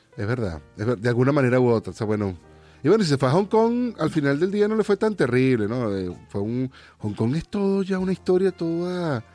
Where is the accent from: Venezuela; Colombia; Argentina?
Venezuela; moved away; hasta que me fui del país